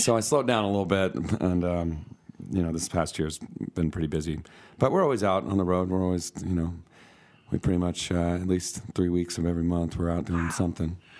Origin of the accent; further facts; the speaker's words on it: McCall, Idaho, United States; I'm from McCall.